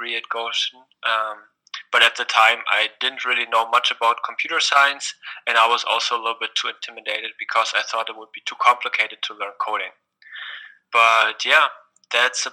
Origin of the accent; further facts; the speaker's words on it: Berlin, Germany; also born or lived in Indiana; I myself, I come from Berlin, from a secular background.